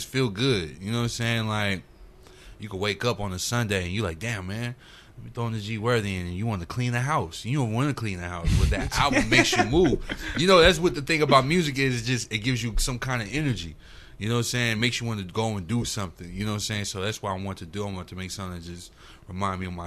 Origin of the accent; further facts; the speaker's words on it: St. Paul, Minnesota, United States; also born or lived in Denver, Colorado / Dallas, Texas; now in Texas, United States; Shout out to Texas, my home now. But I'm originally from St. Paul, Minnesota.